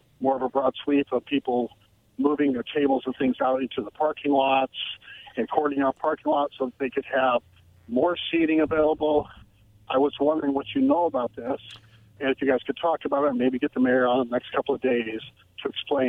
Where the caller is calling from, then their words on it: Pasco, Washington, United States; Yeah, this is … in Pasco.